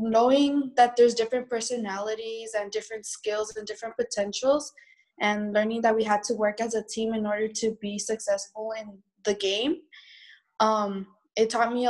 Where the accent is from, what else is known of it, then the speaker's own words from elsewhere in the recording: El Paso, Texas, United States; I'm from El Paso, Texas